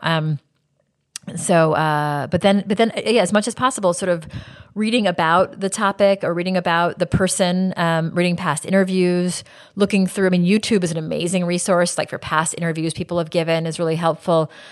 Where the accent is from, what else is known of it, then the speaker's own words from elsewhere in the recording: United States; now in Israel; I'm still an American